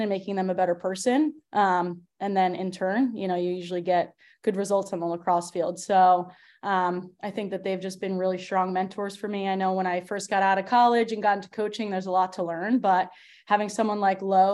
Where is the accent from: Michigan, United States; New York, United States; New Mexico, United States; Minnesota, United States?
New York, United States; Long Island; moved away as an adult; also born or lived in Durham, North Carolina / Maryland; now in Princeton, United States; I'm originally from Long Island, went to St. Anthony's High School, graduated in 2011